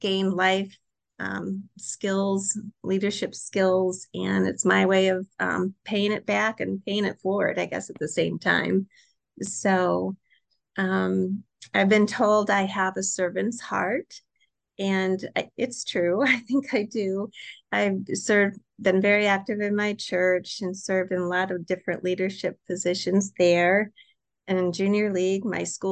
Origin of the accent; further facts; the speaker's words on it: Michigan City, Indiana, United States; also born or lived in Greencastle, Indiana; I grew up in Michigan City, Indiana